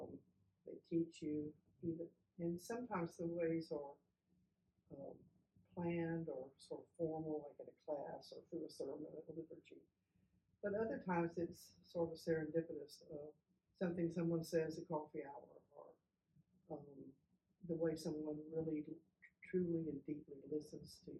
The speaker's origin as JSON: {"language": "English", "town": "San Antonio", "region": "Texas", "country": "United States", "tie": "born or raised there", "also_born_or_lived": "Virginia", "moved": "as an adult", "said": "I was born and raised here in San Antonio"}